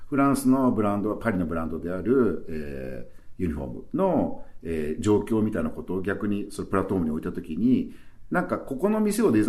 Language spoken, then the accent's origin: Japanese; Okayama, Japan; moved away as an adult; also born or lived in Osaka; now in Tokyo, Japan; 僕自身は本当に18歳で岡山を出ましてですね、この年まで東京に、あの、大阪から東京に来て、まあ東京一番長いんですけど